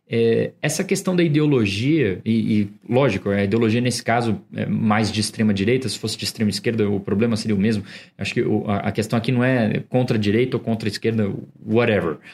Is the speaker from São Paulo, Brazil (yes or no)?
yes; São Paulo, Brazil; falando como paulistano